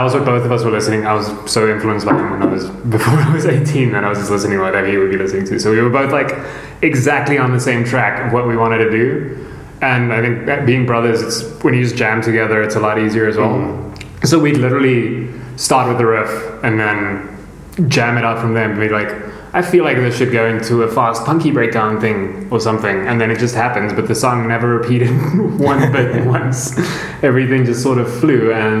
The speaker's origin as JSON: {"language": "English", "town": "Bloemfontein", "region": "Free State", "country": "South Africa", "said": "I'm from Bloemfontein, which is not a very big city"}